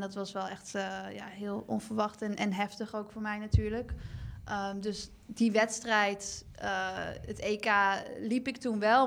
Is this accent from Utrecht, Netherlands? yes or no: no; Nijmegen, Gelderland, Netherlands; also born or lived in Melbourne, Australia; Ik kom natuurlijk uit Nijmegen en heb eh, jarenlang in Nijmegen gewoond.